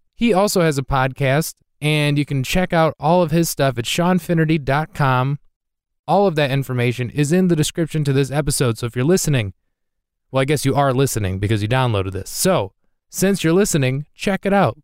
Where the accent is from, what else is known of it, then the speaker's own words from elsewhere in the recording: Midwest, United States; I've never really left the Midwest